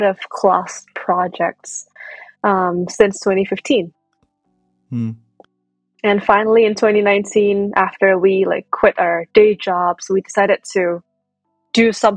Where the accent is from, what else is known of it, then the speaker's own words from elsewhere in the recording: Indonesia; moved away as an adult; now in United States; I was born and raised in Indonesia, and I moved to the U.S. for college in 2015